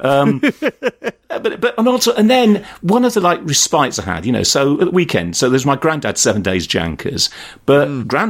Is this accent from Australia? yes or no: no; Yorkshire and the Humber, United Kingdom; moved away; I was brought up in West Yorkshire